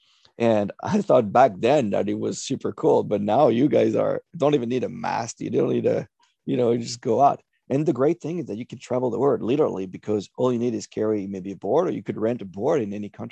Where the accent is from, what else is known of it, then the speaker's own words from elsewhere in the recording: France; first language French; English is a second language; moved away; I was born in France, and I didn't travel very much outside of my country until I was maybe 18.